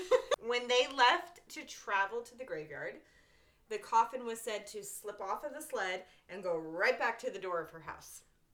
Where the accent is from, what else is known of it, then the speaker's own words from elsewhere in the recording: New England, United States; I'm from New England